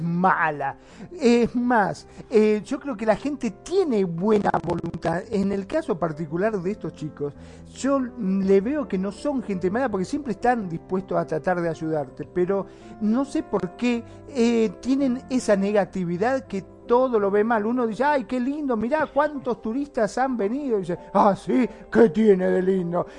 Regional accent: Argentina; also born or lived in Mar del Plata; acá en mi país, en Argentina

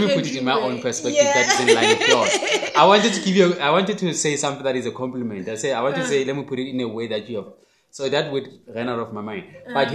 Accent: Phuthaditjhaba, Free State, South Africa; my hometown

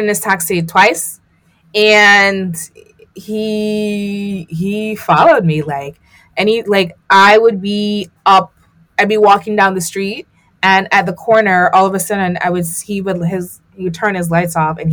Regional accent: Jamaica; I grew up in Jamaica

